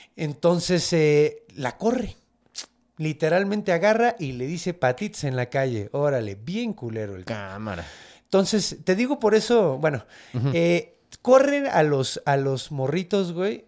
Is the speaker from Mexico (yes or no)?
yes; Mexico; soy mexicano